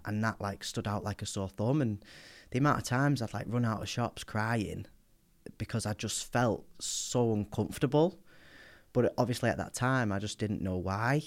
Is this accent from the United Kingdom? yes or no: yes; Wigan, North West England, United Kingdom; I grew up in Wigan, in the northwest.